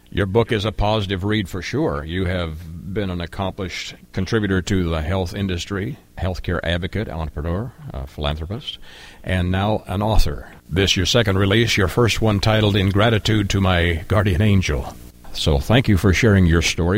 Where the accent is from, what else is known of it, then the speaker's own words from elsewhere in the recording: Canada; I am a Canadian by heritage and birth